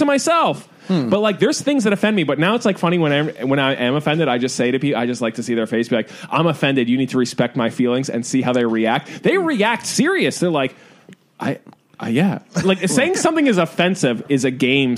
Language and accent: English; Philadelphia area, New Jersey, United States; moved away as an adult; now in New York City, United States; I grew up in the suburbs. I grew up in New Jersey.